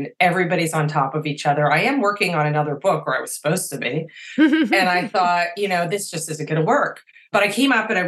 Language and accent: English; Maine, United States; I'm born and raised in Maine.